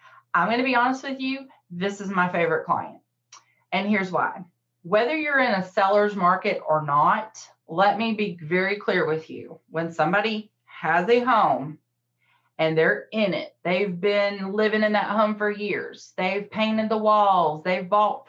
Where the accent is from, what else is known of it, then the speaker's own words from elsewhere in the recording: the South, United States; I'm from the South